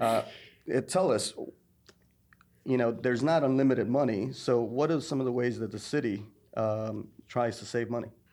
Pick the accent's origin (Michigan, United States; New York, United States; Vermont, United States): New York, United States; now in Thomasville, United States; as a New Yorker, born and raised in New York